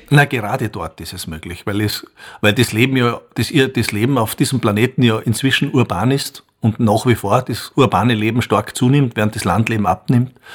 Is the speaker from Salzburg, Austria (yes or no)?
yes; Bruck an der Großglocknerstraße, Salzburg, Austria; Ich bin in Bruck an der Glucknerstraße aufgewachsen